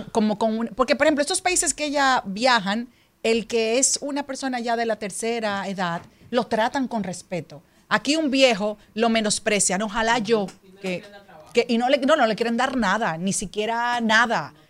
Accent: Dominican Republic; Yo amo a la República Dominicana, yo soy dominicana

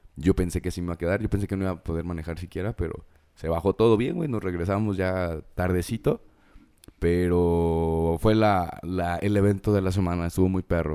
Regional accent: Mexico; como buen mexicano

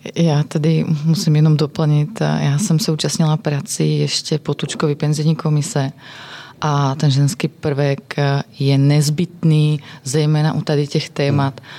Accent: Slovakia; Czech is a second language; moved away; jsem ze Slovenska

